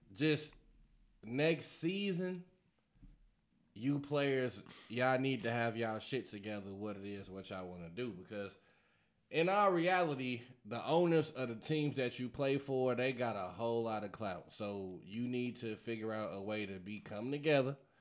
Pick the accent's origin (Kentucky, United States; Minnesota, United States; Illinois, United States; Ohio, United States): Illinois, United States; Chicago; I'm from Chicago